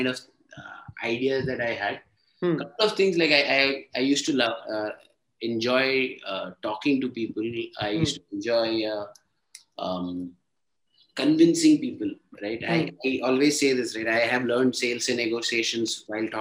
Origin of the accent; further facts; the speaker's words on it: Ahmedabad, Gujarat, India; moved away as an adult; also born or lived in Kerala / Chennai / Bangalore / Hyderabad; now in Mumbai, India; I'm a Tamilian from Kerala, mm-hmm. Born and brought up in Ahmedabad.